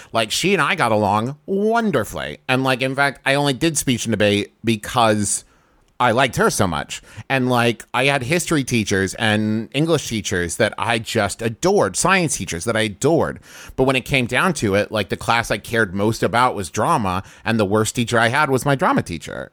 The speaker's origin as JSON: {"language": "English", "town": "Huntington", "region": "West Virginia", "country": "United States", "tie": "born or raised there", "said": "I grew up in Huntington, West Virginia"}